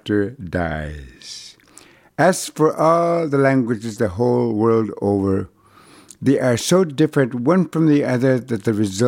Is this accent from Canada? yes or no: yes; Brochet, Manitoba, Canada; first language Cree; English is a second language; moved away; arrive in my hometown of Old Broche until the summer of 1973, when I was 21. Too late for me to lose my language, which is how and why my Cree survived unscathed.